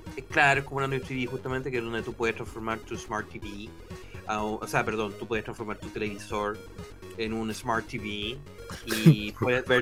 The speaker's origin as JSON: {"language": "Spanish", "country": "Chile", "said": "yo soy chileno"}